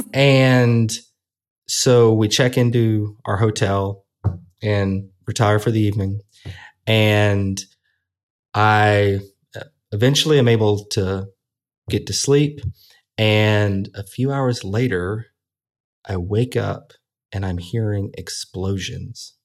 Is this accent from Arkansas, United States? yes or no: yes; Little Rock, Arkansas, United States; Little Rock, Arkansas, Baptist Hospital, November sixteenth, nineteen eighty-four